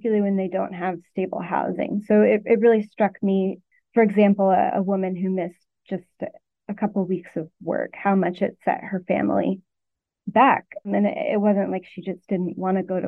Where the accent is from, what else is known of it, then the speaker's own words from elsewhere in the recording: Arkansas, United States; moved away as an adult; now in Connecticut, United States; I'm from Arkansas and worked there for 5 years